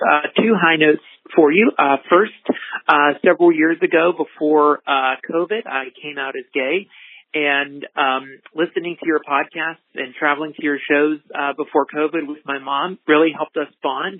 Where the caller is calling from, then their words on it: Nashville, Tennessee, United States; I'm calling from Nashville, Tennessee.